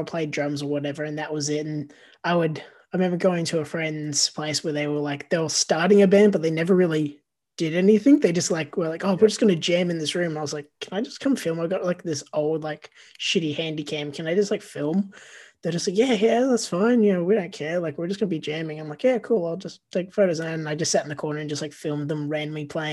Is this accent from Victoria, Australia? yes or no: yes; Frankston, Victoria, Australia; born or raised there